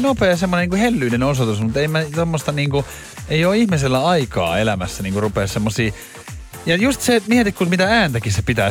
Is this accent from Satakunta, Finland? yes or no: no; Espoo, Uusimaa, Finland; mä oon Espoosta